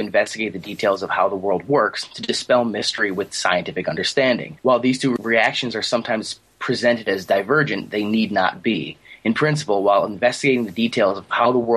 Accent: Buffalo, New York, United States; also born or lived in Virginia; I'm from Buffalo, New York. Well, really close to Niagara Falls, actually. I'm about five minutes away, driving distance away from Niagara Falls. I've pretty much been here my whole life

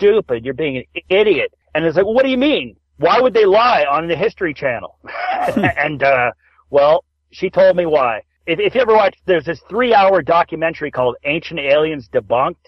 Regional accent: Toronto, Ontario, Canada; I'm from Toronto, Canada

